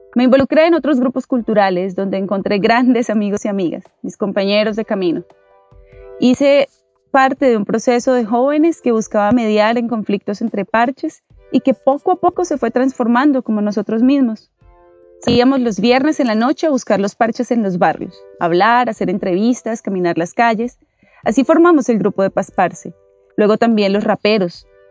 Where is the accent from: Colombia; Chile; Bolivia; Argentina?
Colombia; Bogotá; Soy bogotana y como llegué a Usme a los ocho años, me considero usmeña